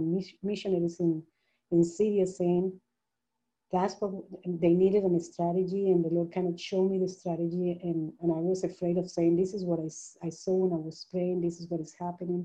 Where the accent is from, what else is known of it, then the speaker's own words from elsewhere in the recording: Colombia; moved away; also born or lived in Panama; I'm originally from Colombia, but I had lived in Panama for many, many years